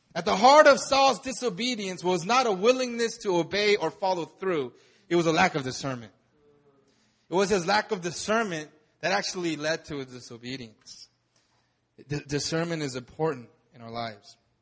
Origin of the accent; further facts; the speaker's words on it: United States; moved away; I grew up in America